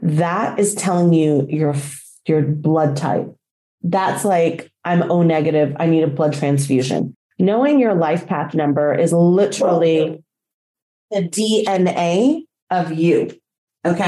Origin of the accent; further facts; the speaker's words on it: Texas, United States; also born or lived in Colombia / Mexico; now in Florida, United States; I was born in a state in our union called Texas. So for that state, I might be referred to as a Texan.